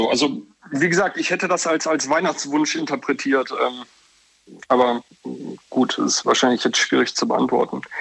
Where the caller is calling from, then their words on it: Leverkusen, North Rhine-Westphalia, Germany; Äh, ich komme aus Leverkusen.